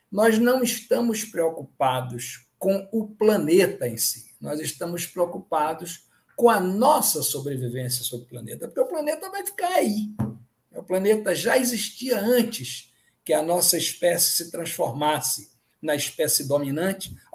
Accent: Northeast Region, Brazil; Eu, como nordestino, fico muito contente

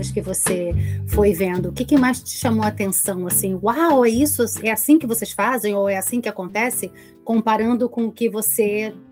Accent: Brazil; porque a gente, como brasileiro, a gente se amontou aí.

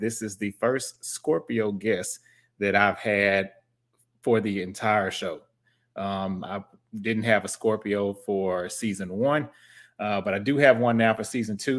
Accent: Houston, Texas, United States; moved away as an adult; now in Dallas, United States; I'm from Houston

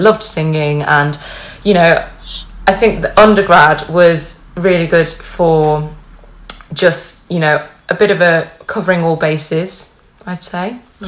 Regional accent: Cleveleys, North West England, United Kingdom; accent: Lancashire; My parents are from Lancashire, so that's where I get my accent from. Although it drifts into a southern vibe when I'm around southerners, but I'm up north now, so I sound like right proper northern lass.

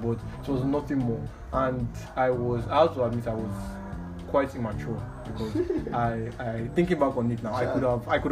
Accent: Warri, Delta, Nigeria; Warri, I'm from Warri

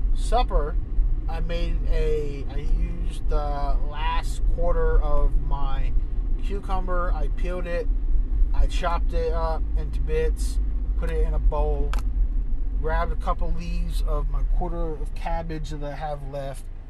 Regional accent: Maiden, North Carolina, United States; as soon as I got into Maiden as soon as I got in my hometown

